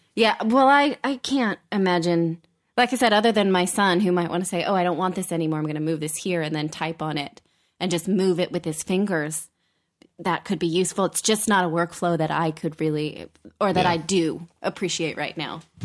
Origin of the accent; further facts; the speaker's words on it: Fremont, California, United States; I grew up in Fremont